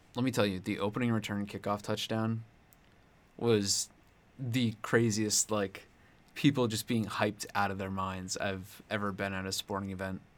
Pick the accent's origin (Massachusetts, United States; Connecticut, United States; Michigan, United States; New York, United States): Connecticut, United States; now in Columbia, United States; I'm from Connecticut.